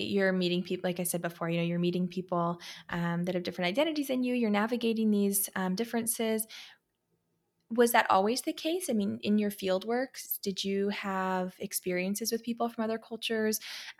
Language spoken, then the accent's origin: English; Pennsylvania, United States; I grew up in Pennsylvania in this awesome little small town, super community oriented, but it was not particularly diverse in any way.